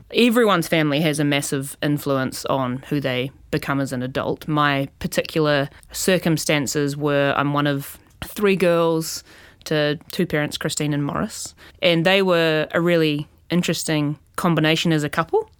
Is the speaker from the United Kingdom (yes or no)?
no; New Zealand; moved away as an adult; also born or lived in New York; now in Australia; as a New Zealander, because I'm a New Zealander